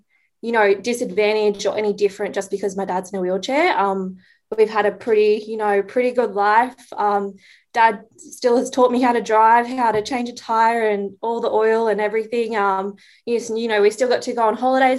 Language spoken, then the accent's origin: English; Kempsey, New South Wales, Australia; I'm originally from the Mid-North Coast and I'm the youngest of four siblings and we're from a beef cattle farm near Kempsey, New South Wales. And yeah, that's where I went to school